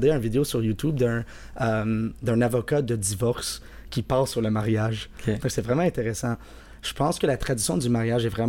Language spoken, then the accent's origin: French; Quebec, Canada; c'est sûr que c'est moins stressant de se marier en tant que Québécois